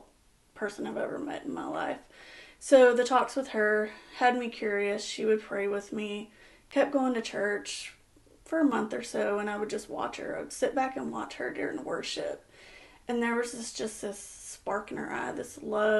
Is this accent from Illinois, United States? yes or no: no; Angleton, Texas, United States; moved away as an adult; now in West Columbia, United States; I am from Angleton. Grew up in Angleton, graduated high school in Angleton